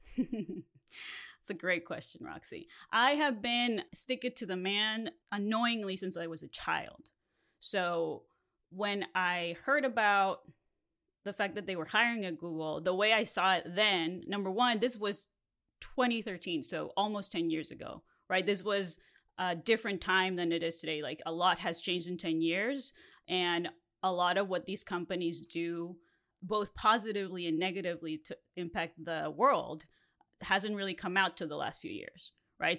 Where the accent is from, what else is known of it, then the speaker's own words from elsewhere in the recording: Mexico; first language Spanish; English is a second language; now in Los Angeles, United States; I grew up in Mexico, and so my first language is Spanish.